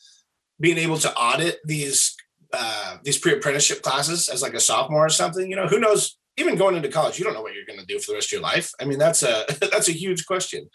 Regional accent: Springfield, Oregon, United States; I'm from Thurston area out here.

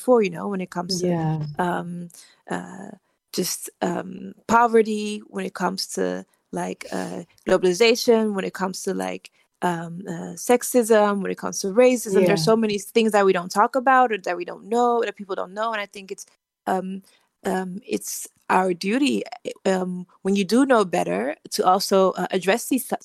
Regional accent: Netherlands; also born or lived in Liberia; I grew up in the Netherlands because my family fled from the civil wars in Liberia.

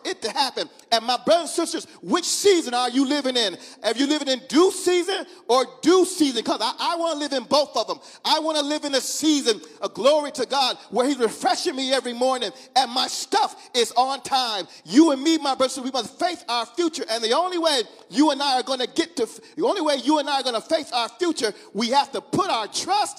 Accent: Mississippi, United States; I'm from Mississippi. My mom and them from Mississippi

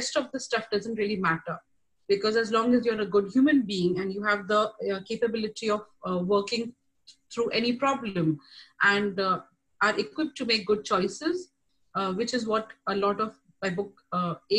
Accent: Kuwait; also born or lived in India; now in United States; I am an Indian, raised in Kuwait.

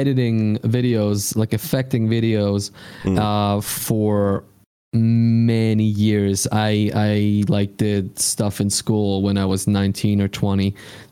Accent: Switzerland; English is a second language; I'm from Switzerland

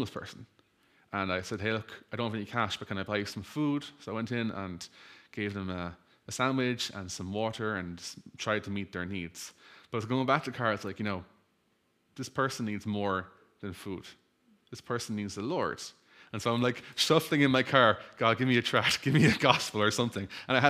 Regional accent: Ireland; I'm Irish. I have a Catholic background.

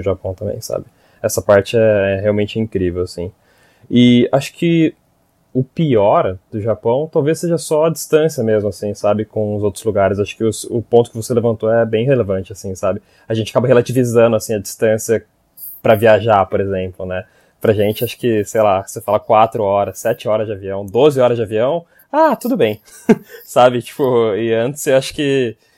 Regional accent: Brazil; now in Japan; sendo brasileiros

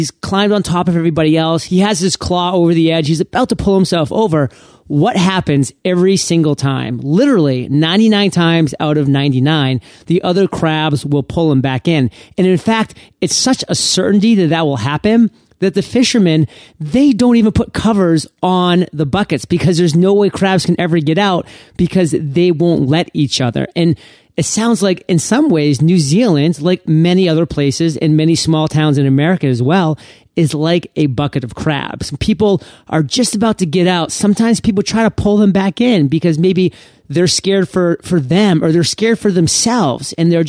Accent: Maine, United States; I mean, I'm from Maine. Not many people have heard it. So we have a lot of seafood.

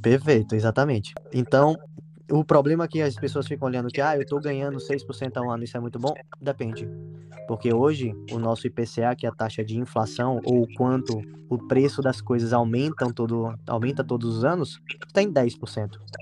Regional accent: Salvador, Bahia, Brazil; Eu sou de Salvador, na Bahia

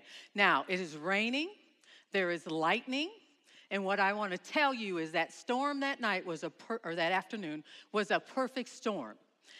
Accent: Detroit, Michigan, United States; I'm from the Detroit area

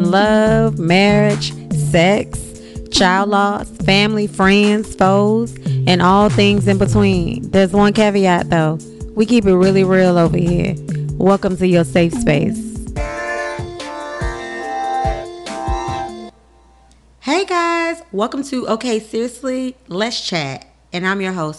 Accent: Houston, Texas, United States; now in Washington, D.C., United States; I am originally from Texas.

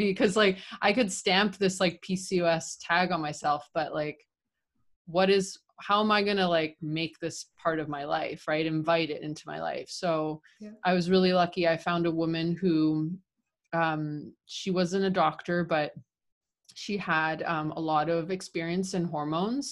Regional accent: Canada; moved away as an adult; also born or lived in Argentina; now in Buenos Aires, Argentina; I was living in Canada, right? When I graduated, I'm Canadian Argentine.

